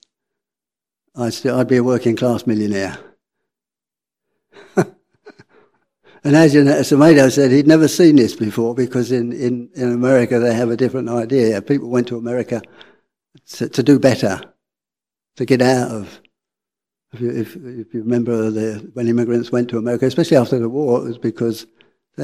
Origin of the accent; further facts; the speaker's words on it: London, United Kingdom; accent: working class; I'm working class. You can probably hear from my accent. I was born in North London